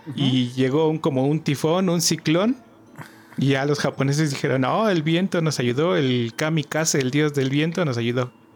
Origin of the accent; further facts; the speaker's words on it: Toluca, State of Mexico, Mexico; yo soy de acá de Toluca